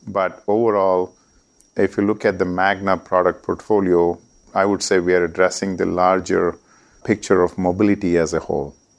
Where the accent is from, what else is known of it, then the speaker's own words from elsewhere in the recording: India; moved away as an adult; also born or lived in Oklahoma, United States; I was coming from India